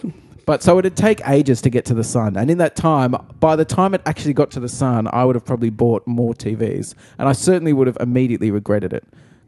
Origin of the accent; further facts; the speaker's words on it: Australia; Australian, thanks.